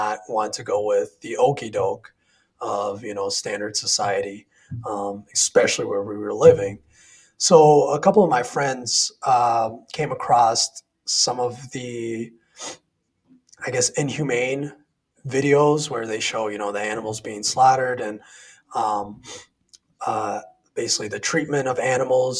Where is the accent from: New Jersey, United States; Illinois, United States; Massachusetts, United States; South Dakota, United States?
South Dakota, United States; Sioux Falls; I grew up in South Dakota, a small city by the name of Sioux Falls.